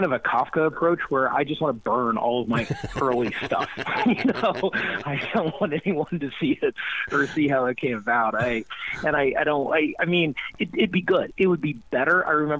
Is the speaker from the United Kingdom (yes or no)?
no; Panama; born there; I'm mixed. I was born in Panama. Half my family's still there. My dad was from America, and we, you know, traveled all around when I was growing up.